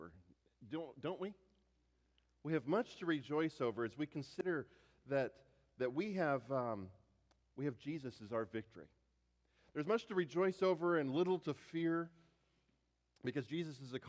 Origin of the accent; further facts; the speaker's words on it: United States; an American pastor